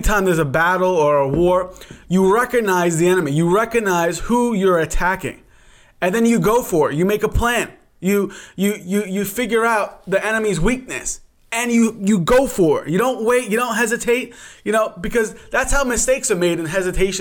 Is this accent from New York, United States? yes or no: yes; New York, United States; now in Pittsburgh, United States; Originally from New York, and now we reside in the great state of Pennsylvania